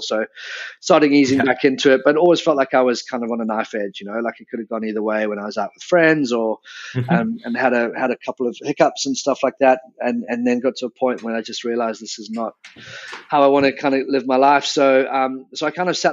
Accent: South Africa; moved away as an adult; also born or lived in England / London; I was born in England but grew up in South Africa from the age of 10, and then moved back to London

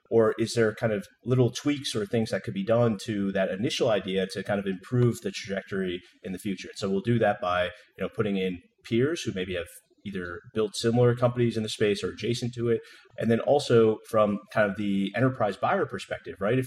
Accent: New Jersey, United States; moved away as an adult; also born or lived in San Francisco; I grew up in New Jersey

